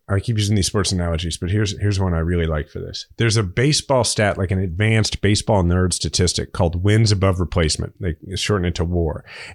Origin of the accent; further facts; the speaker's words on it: Missouri, United States; I'm from Missouri. I mean, I've drank a lot of Bud Light in my life.